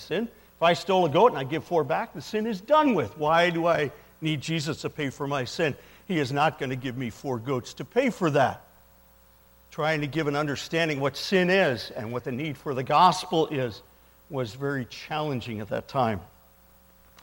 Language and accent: English; New Jersey, United States; moved away as an adult; also born or lived in Winston-Salem, North Carolina / northern Kenya; I'm originally from New Jersey